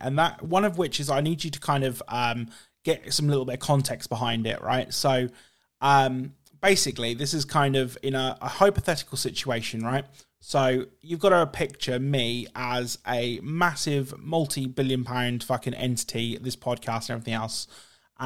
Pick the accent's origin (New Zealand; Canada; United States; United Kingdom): United Kingdom; being British